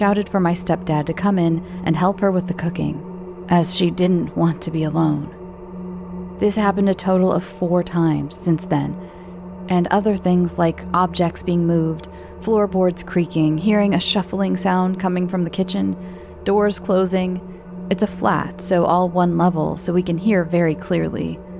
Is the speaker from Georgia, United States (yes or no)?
yes; Georgia, United States; So I grew up in Georgia and lived in this neighborhood that was an old railroad station.